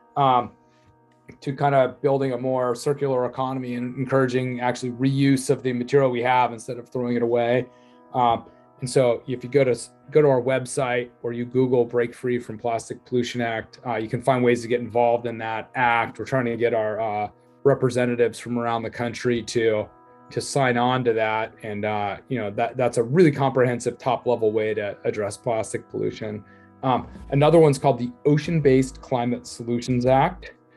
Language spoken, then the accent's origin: English; Laguna Beach, California, United States; I'm from Laguna Beach, California